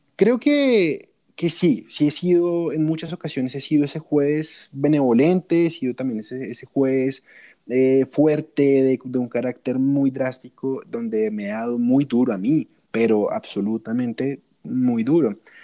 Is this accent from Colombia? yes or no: yes; Colombia; soy de Colombia.